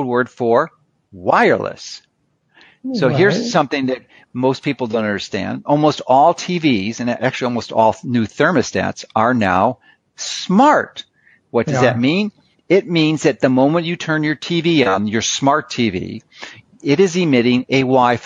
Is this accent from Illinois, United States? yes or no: yes; Chicago, Illinois, United States; moved away; I grew up in Chicago